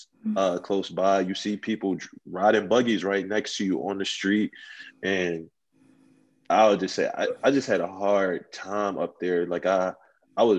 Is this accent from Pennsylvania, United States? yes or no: yes; Philadelphia, Pennsylvania, United States; also born or lived in Oakland, California; I came to Philly around the age of elementary school. Mm-hmm. So this is where I just started life. And my neighborhood, I would say, is like any other impoverished neighborhood. I grew up in Southwest Philly